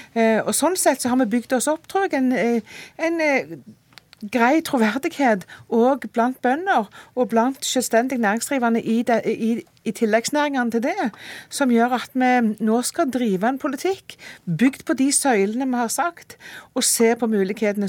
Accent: Rogaland, Norway; jeg kommer fra Rogaland, matfylket.

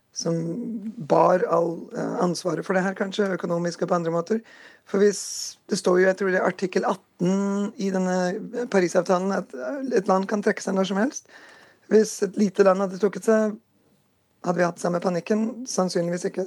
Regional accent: Porsgrunn, Telemark, Norway; now in North Dakota, United States; jeg vokste opp i Porsgrunn

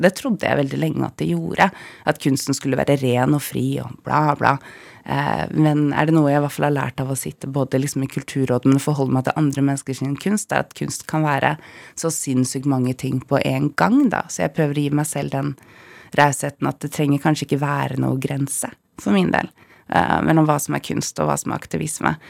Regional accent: Bodø, Nordland, Norway; now in Oslo, Norway; jeg er født i Bodø

